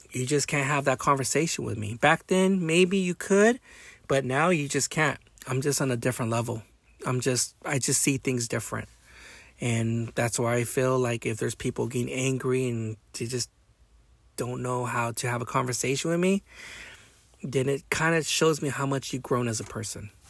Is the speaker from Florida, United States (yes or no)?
no; Long Beach, California, United States; also born or lived in Modesto / Bay Area / Wilmington; I was brought up in Long Beach. I was brought up in Modesto. I was brought up in the in the Bay Area. I was brought up in the Harbor area in, in Wilmington, California, or certain certain areas and cities I used to live back in the day.